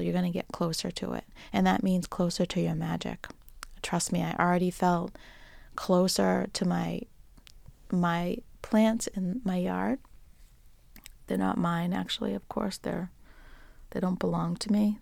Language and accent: English; Boston, Massachusetts, United States; accent: Boston; my Boston accent